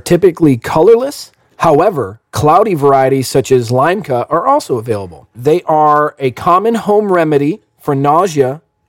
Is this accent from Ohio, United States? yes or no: yes; Ohio, United States; even though I grew up in Ohio, I make a conscious decision to say soda.